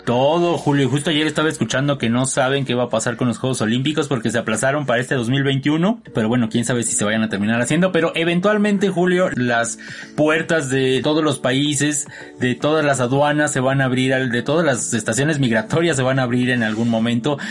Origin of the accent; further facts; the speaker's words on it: Mexico; Como los latinos, sobre todo los mexicanos, estamos tan acostumbrados a tratarnos tan bonito y decirlo todo en diminutivo